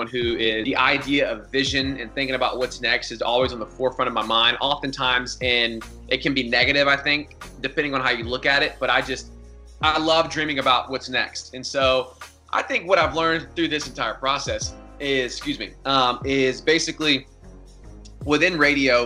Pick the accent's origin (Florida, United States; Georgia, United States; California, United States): Georgia, United States; Atlanta; home to Atlanta and be able to really build something special here in my hometown